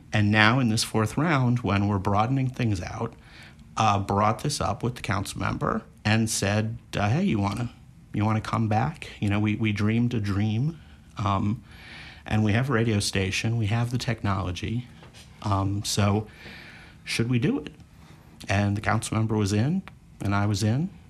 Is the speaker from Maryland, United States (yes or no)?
yes; Montgomery County, Maryland, United States; moved away; I grew up in Montgomery County, and it was interesting is that we were enough in uh, the DC area